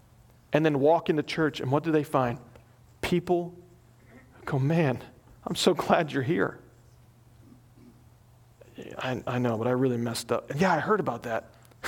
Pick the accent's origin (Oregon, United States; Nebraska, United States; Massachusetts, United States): Nebraska, United States; I mean, I came from Nebraska.